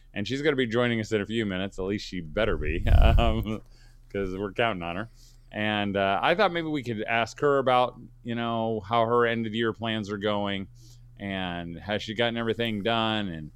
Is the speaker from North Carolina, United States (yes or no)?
no; Indianapolis, Indiana, United States; I grew up in Indianapolis, Central Indiana